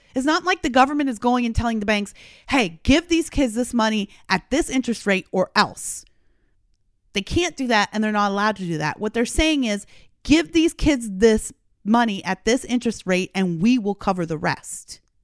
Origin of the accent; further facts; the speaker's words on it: Canada; now in United States; I'm a Canadian by birth, so Canada's a Commonwealth country